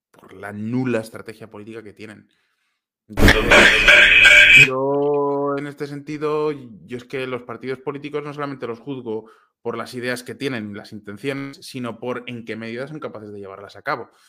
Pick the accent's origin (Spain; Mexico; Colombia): Spain; moved away as an adult; Yo me fui de España porque estaba desencantado con lo que estaba haciendo el PP en aquel momento.